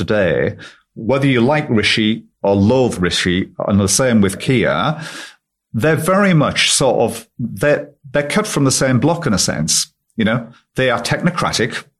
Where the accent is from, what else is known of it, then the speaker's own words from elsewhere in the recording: the North East, North East England, United Kingdom; I'm from the Northeast. I still live in the Northeast. It's my home. It always has been.